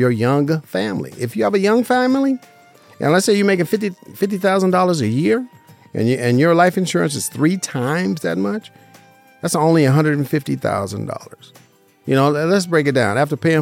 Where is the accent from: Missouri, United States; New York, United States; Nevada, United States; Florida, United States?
Nevada, United States; Las Vegas; Born and raised in Las Vegas, Nevada